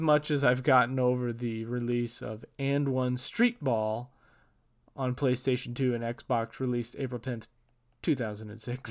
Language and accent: English; Portland, Oregon, United States; I am from Portland